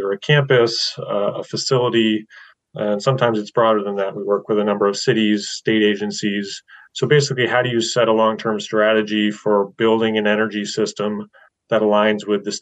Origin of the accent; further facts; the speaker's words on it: Westbrook, Maine, United States; moved away as an adult; I actually grew up in Westbrook